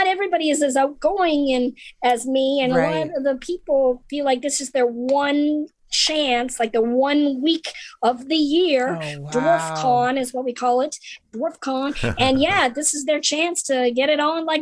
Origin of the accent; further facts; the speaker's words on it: Canada; also born or lived in Norwich, England / Los Angeles / Florida; now in United States; I grew up in Canada